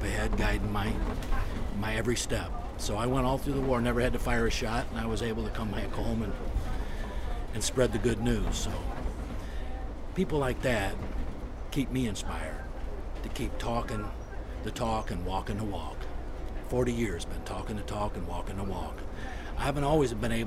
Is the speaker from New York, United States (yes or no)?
no; Toledo, Ohio, United States; now in Northwest Indiana, United States; I'm from Toledo, Ohio